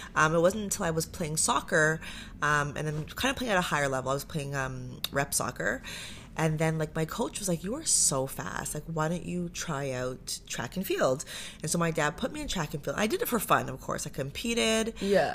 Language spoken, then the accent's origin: English; Pickering, Ontario, Canada; also born or lived in Toronto; now in Ajax, Canada; I grew up in Pickering, so grew up in oh, Durham